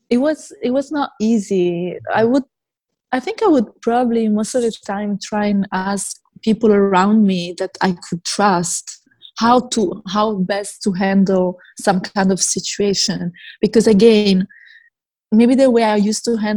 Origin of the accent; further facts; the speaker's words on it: Italy; moved away; also born or lived in Germany; I'm like mixed, but I was born in Italy